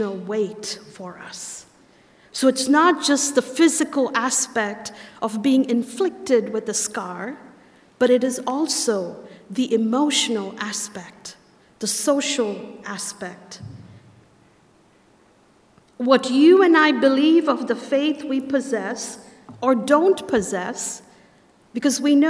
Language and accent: English; India; moved away as an adult; now in United States; I'm from India